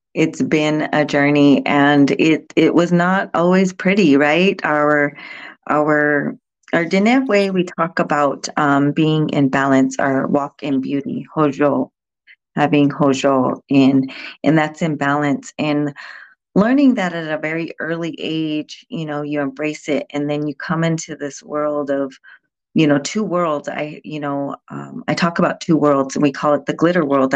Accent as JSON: {"language": "English", "town": "Fort Defiance", "region": "Arizona", "country": "United States", "tie": "born or raised there", "also_born_or_lived": "San Carlos Apache Reservation", "said": "I was raised on the Navajo Nation in Fort Defiance, Arizona, the Four Corners area of Arizona, New Mexico, Utah, and Colorado. And so being raised out there, I was born and raised on the res"}